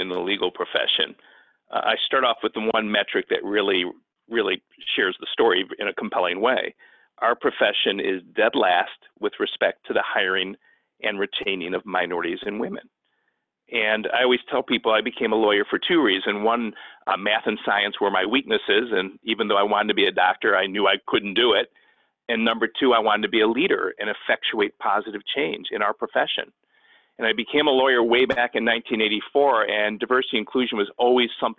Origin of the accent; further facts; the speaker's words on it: Cleveland, Ohio, United States; moved away as an adult; now in Chicago, United States; I grew up in Cleveland, Ohio